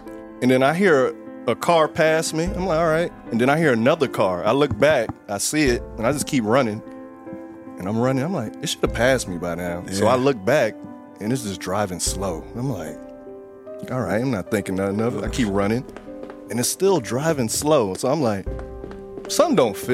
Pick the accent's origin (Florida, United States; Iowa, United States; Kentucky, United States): Florida, United States; moved away; my home state